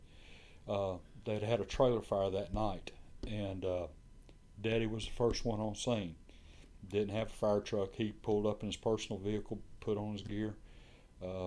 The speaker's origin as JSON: {"language": "English", "town": "Brunswick", "country": "United States", "tie": "born or raised there", "moved": "yes", "said": "I was born and raised in Brunswick"}